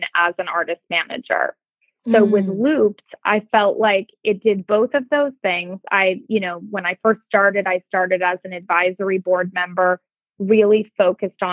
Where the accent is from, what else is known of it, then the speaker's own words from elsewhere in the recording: Montana, United States; moved away; I grew up in Montana where work ethic was everything